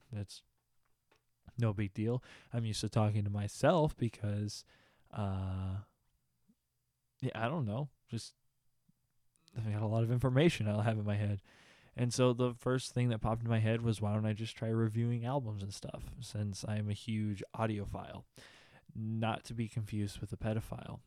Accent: Austin, Texas, United States; I'm from Austin

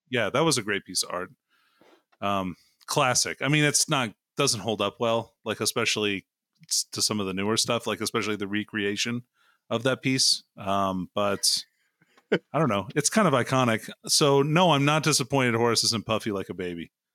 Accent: Alaska, United States; I'm from Alaska

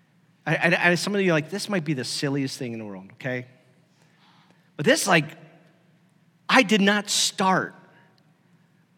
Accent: Stark County, Ohio, United States; I grew up in Ohio, and that part of the area I'm from is really notorious for high school football.

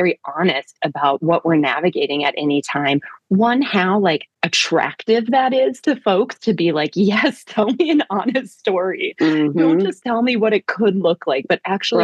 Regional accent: Minneapolis, Minnesota, United States; We're from the Twin Cities. We know and love this place deeply.

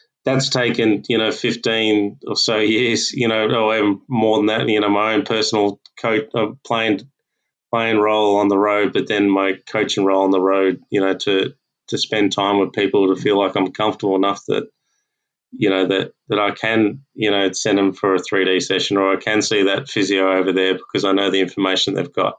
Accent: Australia; as Aussie coaches

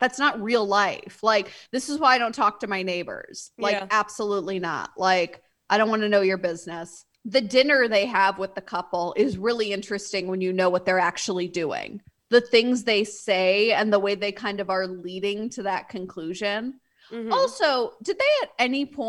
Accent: Midwest, United States; I'm from the Midwest, as you are. And being polite is how we're raised.

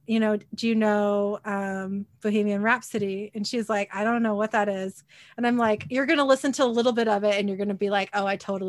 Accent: Kent, Washington, United States; also born or lived in Federal Way; I was living in the house I grew up in Kent.

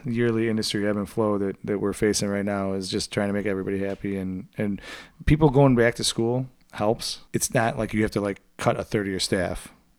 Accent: United States; because I'm American

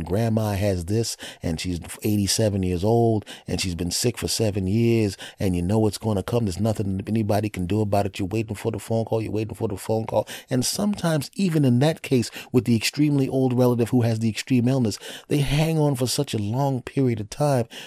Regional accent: Villanova, Pennsylvania, United States; moved away; I'm back in my hometown of Villanova uh, in, in Philadelphia

